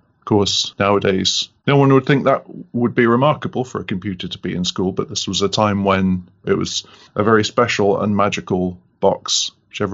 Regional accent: Cornwall, South West England, United Kingdom; I'm from Cornwall, England

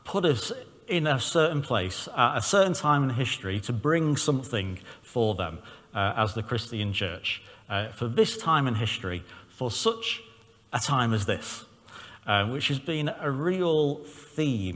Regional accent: Southport, North West England, United Kingdom; I'm from Southport with Northern Irish and Lancashire heritage

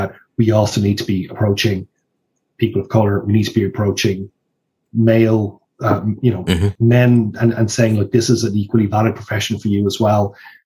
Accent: Ireland; in Ireland, we've been a little bit stuck, not necessarily in a negative way, but because of the fact we're an English-speaking country

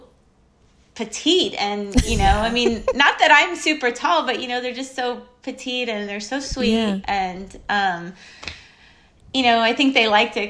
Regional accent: Seal Beach, California, United States; I'm from Seal Beach, California

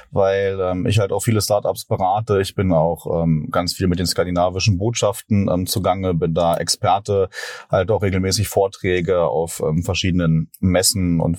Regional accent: Berlin, Germany; ich komme hier aus Berlin

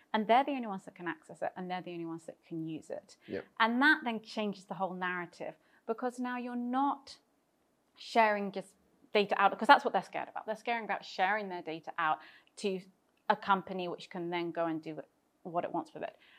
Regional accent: United Kingdom; moved away as an adult; also born or lived in London; now in Cyprus; I am British and moved to Cyprus a number of years ago

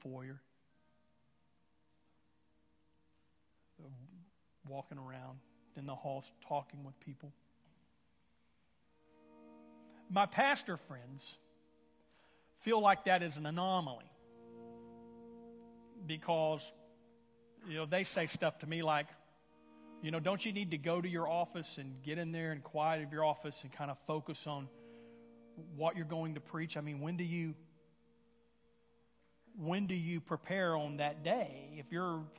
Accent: Houston, Texas, United States; we're from Houston

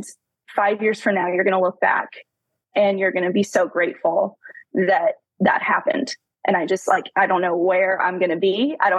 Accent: Tulsa, Oklahoma, United States; born and raised in Tulsa, I've lived here my whole life, still living here

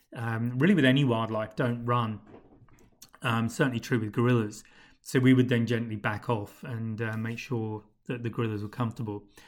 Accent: United Kingdom; moved away; speaking as a Brit, as a Pom

